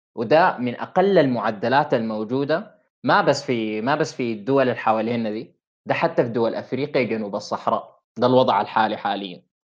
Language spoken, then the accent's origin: Arabic; Sudan; التعليم اللي عندنا في السودان